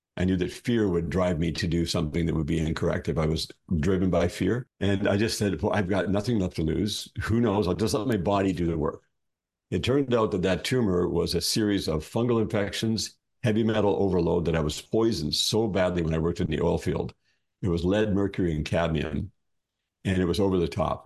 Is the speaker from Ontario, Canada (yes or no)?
yes; Ontario, Canada; moved away as an adult; also born or lived in Alberta; I was born in Ontario, Canada